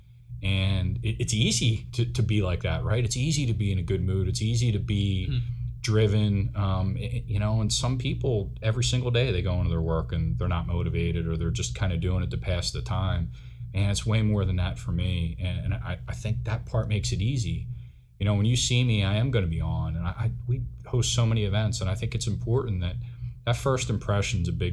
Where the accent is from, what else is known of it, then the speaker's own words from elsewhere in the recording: Philadelphia, Pennsylvania, United States; moved away as an adult; now in Des Moines, United States; growing up in Philly